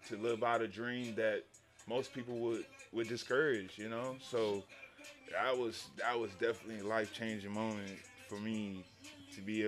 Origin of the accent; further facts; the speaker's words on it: Houston, Texas, United States; moved away as an adult; also born or lived in San Antonio, Texas; I'm from Texas. I'm originally from Houston, but I went to school out in San Antonio for a little bit